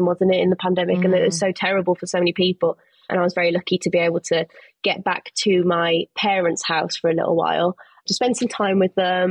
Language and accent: English; Birmingham, West Midlands, United Kingdom; moved away as an adult; also born or lived in London; I went to another place in my hometown of Birmingham in the UK. And then I moved to London